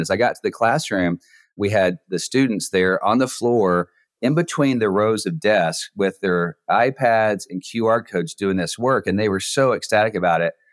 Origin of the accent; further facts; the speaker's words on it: Texas, United States; moved away as an adult; now in Neom, Saudi Arabia; I'm from Texas